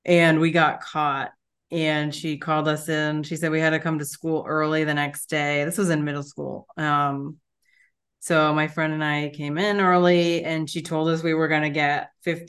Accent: New Hampshire, United States; moved away; I'm from New Hampshire

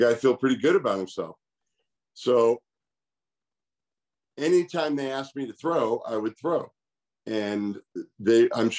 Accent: California, United States; I went back to my hometown, JC, and played both sports, basketball and baseball

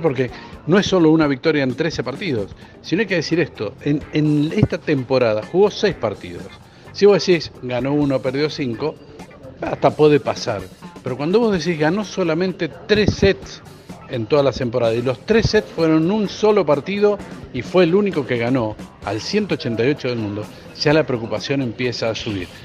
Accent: Argentina; Nosotros como únicos argentinos

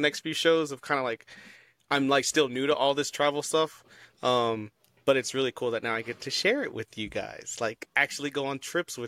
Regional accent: Texas, United States; I'm from the South. I'm from Texas.

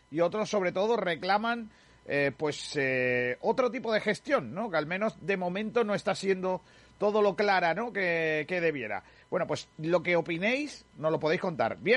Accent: Rincón de la Victoria, Andalusia, Spain; de la patrona de mi pueblo.

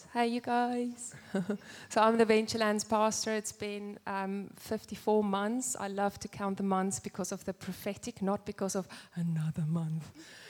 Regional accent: South Africa; accent: South African; moved away as an adult; We are South African, as you can clearly hear. What? God guided our footsteps here 23 years ago.

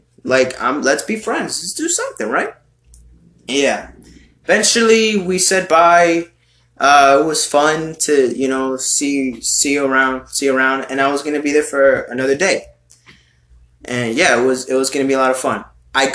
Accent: United States; I'm a fucking American boy over here I'm just an American Hispanic, American Latino in your country here

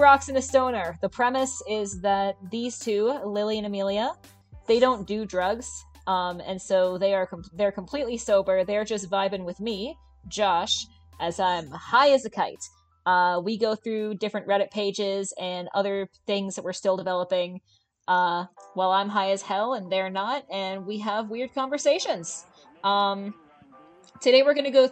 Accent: Canada; I'm Canadian

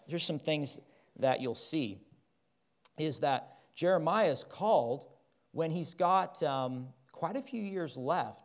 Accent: Midwest, United States; moved away; also born or lived in Kansas / Oklahoma; I grew up in Kansas and Oklahoma.

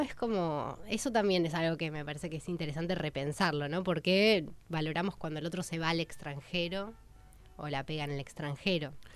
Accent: Argentina

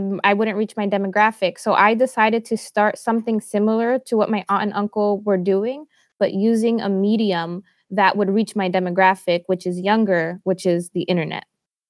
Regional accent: Los Angeles, California, United States; also born or lived in Orange County, California; I am a first-generation Egyptian-American Copt. I was born and raised in Los Angeles, California. Today, I live in Orange County, right below LA with my husband, Tony.

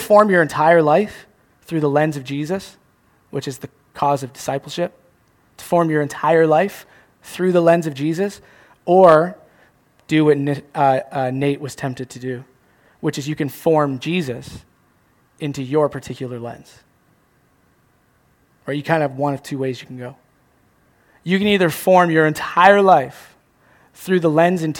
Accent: Chatham, Ontario, Canada; now in Cambridge, Canada; I'm from Chatham

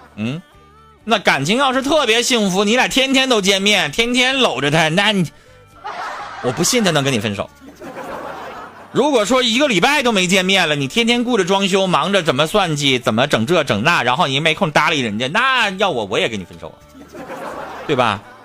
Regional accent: Harbin, Heilongjiang, China; 我们哈尔滨人

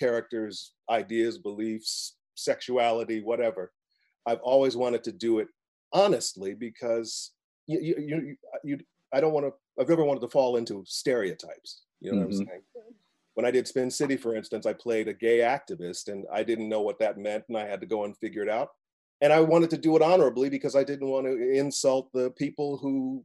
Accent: Midwest, United States; My family's from the South. I'm from the Midwest.

